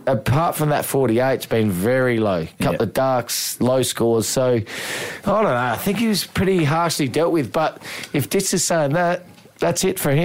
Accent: South Australia, Australia; I know we're South Australian biased a little bit, but and we say our boy Alex Carey

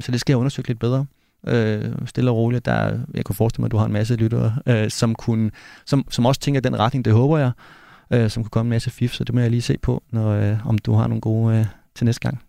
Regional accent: Denmark; jeg kommer trods alt fra Danmark

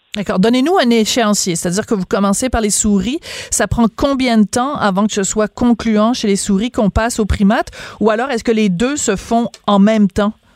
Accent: Quebec, Canada; chez nous au Québec

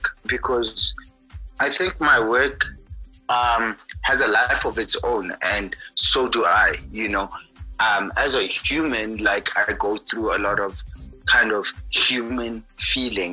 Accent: Kimberley, Northern Cape, South Africa; I grew up in Kimberley

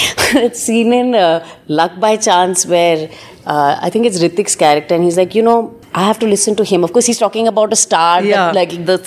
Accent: Delhi, India; I was born and brought up in Delhi

